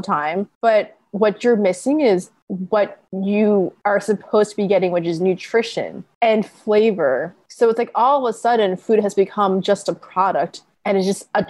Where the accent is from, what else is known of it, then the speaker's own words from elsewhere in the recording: Long Island, New York, United States; also born or lived in Connecticut; I grew up on Long Island